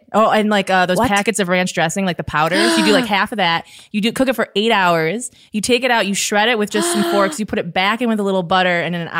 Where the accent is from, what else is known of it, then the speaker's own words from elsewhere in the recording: Michigan, United States; I just say I'm from Michigan.